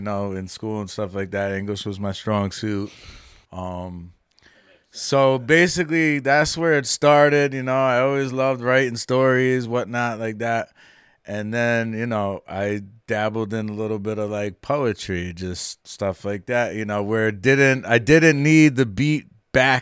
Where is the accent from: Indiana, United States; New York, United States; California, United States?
New York, United States; Wappingers Falls; moved away; also born or lived in Capital District (518), New York; I'm originally from Dutchess County. I grew up in a town called Wappingers Falls, which is right below Poughkeepsie